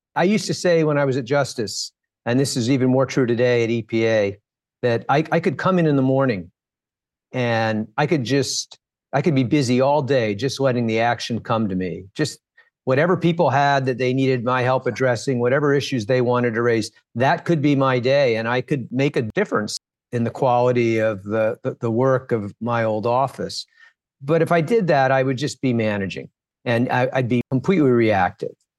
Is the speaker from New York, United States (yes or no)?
no; Washington, District of Columbia, United States; also born or lived in Flint, Michigan; I grew up in Washington, D C. My family moved here so that my dad could work at the Department of Labor